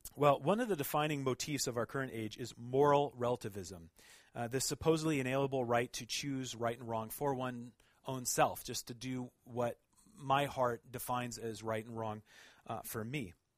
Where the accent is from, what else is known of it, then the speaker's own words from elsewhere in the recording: Oregon, United States; moved away as an adult; now in Montreal, Canada; I'm actually from Oregon